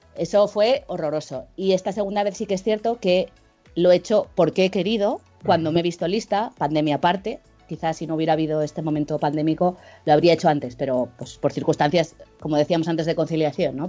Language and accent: Spanish; Jaca, Aragon, Spain; now in Zaragoza, Spain; soy, soy de Jaca, no sé si conocéis, que es un pueblo chiquitito en Huesca, pero me vine a Zaragoza